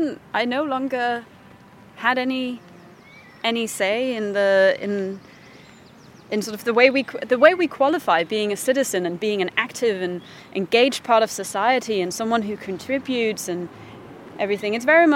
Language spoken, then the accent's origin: English; Denmark; English is a second language; now in London, United Kingdom